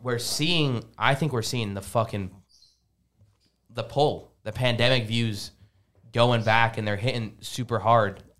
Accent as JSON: {"language": "English", "country": "Lebanon", "moved": "yes", "said": "I'm from Lebanon."}